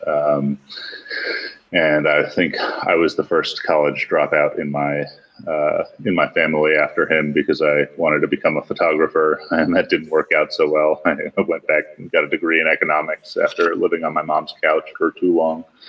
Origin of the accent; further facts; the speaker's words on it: New York, United States; I grew up in New York where back then we had about 300 camera stores in the city